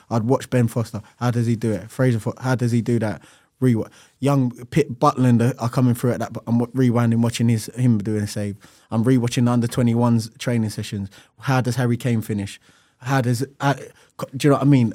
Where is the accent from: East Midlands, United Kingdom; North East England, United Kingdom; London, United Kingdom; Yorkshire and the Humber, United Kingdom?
London, United Kingdom; I'm from Lewisham, and at the time, there was a lot of, um, like, it's a London street, street culture